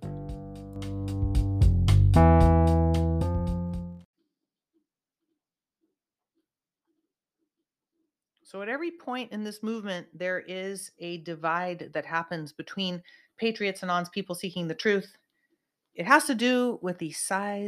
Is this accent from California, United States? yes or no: yes; Santa Cruz, California, United States; now in Southern California, United States; my hometown, Santa Cruz of Northern California